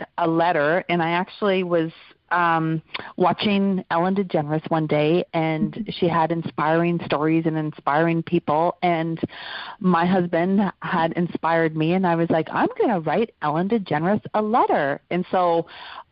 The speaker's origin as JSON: {"language": "English", "region": "Alberta", "country": "Canada", "tie": "born or raised there", "said": "I grew up in Alberta in Canada"}